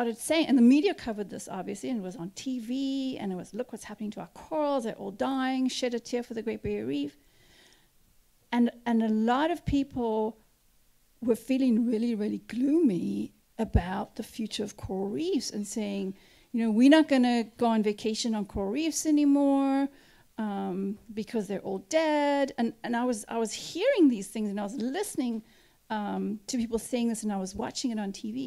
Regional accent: South Africa; moved away as an adult; also born or lived in Cape Town; now in Cape Cod, United States; I grew up in South Africa

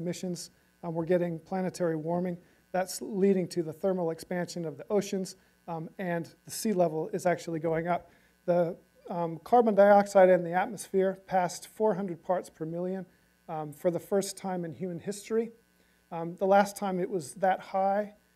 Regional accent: Southern California, United States; moved away as an adult; now in Hamilton, New Zealand; I've been there since 2002, even though I grew up here in Southern California

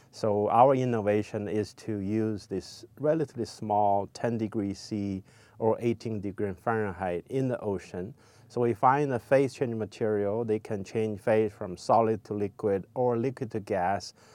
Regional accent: China; moved away as an adult; also born or lived in Los Angeles, United States; now in United States; I grew up in China

